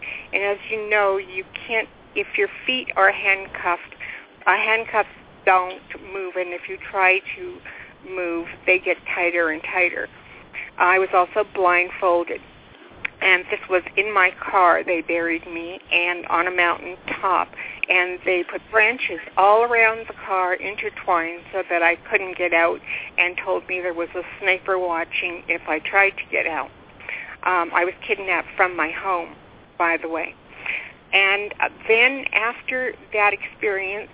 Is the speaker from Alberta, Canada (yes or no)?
no; Ottawa, Ontario, Canada; moved away as an adult; also born or lived in Kingston, Ontario / Whitehorse, Yukon; We were born and raised in Ottawa, Ontario, and then moved to Kingston, and then we moved to Whitehorse, Yukon